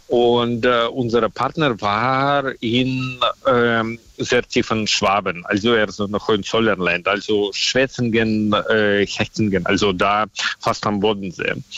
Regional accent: Russia; accent: Russian; German is a second language; now in Germany; mein Akzent ist auch so, also dass ich aus Russland stamme, mhm. äh, kann man hören

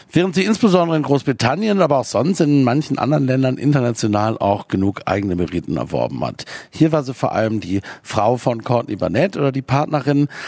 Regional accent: Aachen, North Rhine-Westphalia, Germany; ich komme nicht aus Köln, ich komme aus Aachen

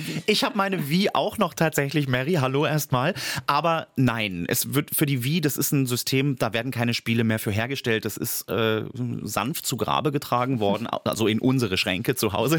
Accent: Germany; hier bei uns in Deutschland

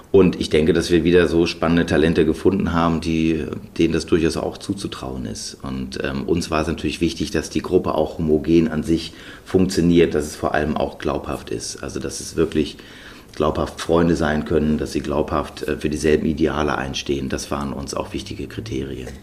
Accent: Germany; wir sind in Deutschland zur Schule gegangen

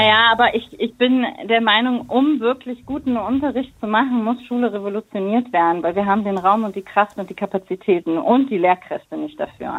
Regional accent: Berlin, Germany; bin in Berlin geboren und meine Eltern sind 1988 nach Deutschland gekommen

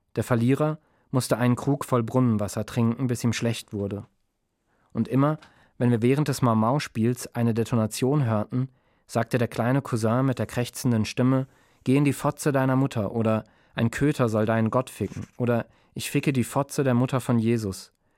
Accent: Mannheim, Baden-Württemberg, Germany; ich bin aufgewachsen in Mannheim

